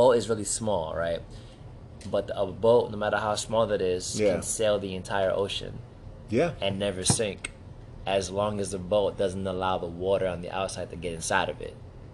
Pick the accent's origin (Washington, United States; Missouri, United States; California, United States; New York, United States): New York, United States; New York City; I'm from the Bronx